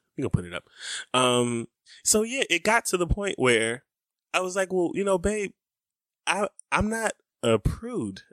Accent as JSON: {"language": "English", "region": "the South", "country": "United States", "tie": "born or raised there", "said": "growing up in the South, in the nineties in churches"}